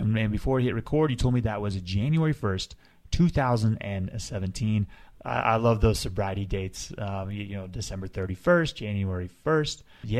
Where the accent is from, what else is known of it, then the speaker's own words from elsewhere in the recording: Colorado, United States; I'm from Colorado. I moved to Colorado when I was 12. My parents still live there, right outside of Vail